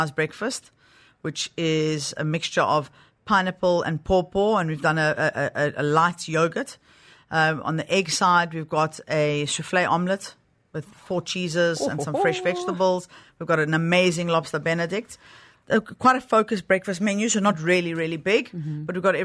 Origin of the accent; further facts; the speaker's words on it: South Africa; moved away; also born or lived in Greece (heritage); I am South African